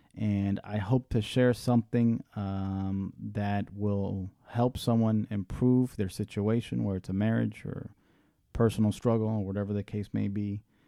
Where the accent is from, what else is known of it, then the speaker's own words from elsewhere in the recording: Tampa, Florida, United States; also born or lived in Washington, D.C.; now in Miami, United States; I was born in Washington, D C, raised in Tampa, Florida.